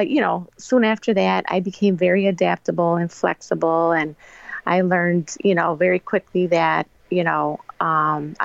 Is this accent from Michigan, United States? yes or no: no; Elgin, Illinois, United States; Born and raised in Elgin. Elgin is my hometown and it'll always be my hometown